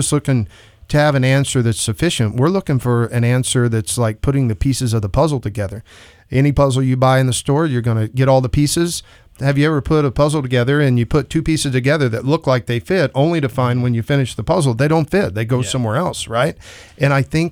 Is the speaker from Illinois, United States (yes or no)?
no; Texas, United States; now in Idaho Falls, United States; I'm from Texas